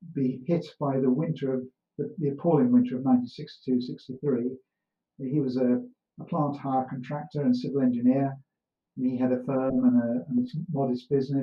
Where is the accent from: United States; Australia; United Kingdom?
United Kingdom; Doveridge, East Midlands; born or raised there; also born or lived in Wolverhampton